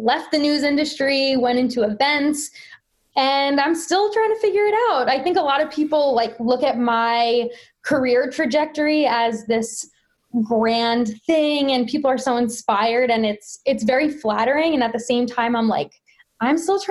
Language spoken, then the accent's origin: English; New Jersey, United States; I am from Central Jersey, born and raised here, went to college in Jersey